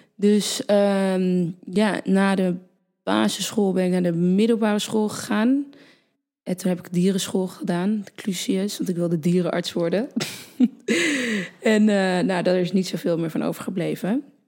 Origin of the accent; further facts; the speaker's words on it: Purmerend, North Holland, Netherlands; also born or lived in Utrecht; Toen ben ik naar Purmerend verhuisd. Toen ben ik eh, ja, gewoon eh, basisschool, middelbare school, et cetera